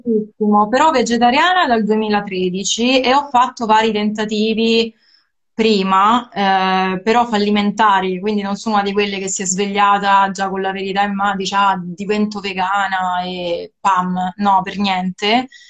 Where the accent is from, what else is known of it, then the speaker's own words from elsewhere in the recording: Sicily, Italy; sono cresciuta, io sono siciliana, e anch'io sono cresciuta sul mare come te